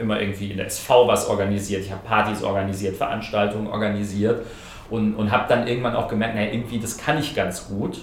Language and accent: German; Groß-Umstadt, Hesse, Germany; moved away as an adult; also born or lived in London / Ingolstadt; ich bin in, in, in Kleinumstadt, äh, das ist mein Heimatort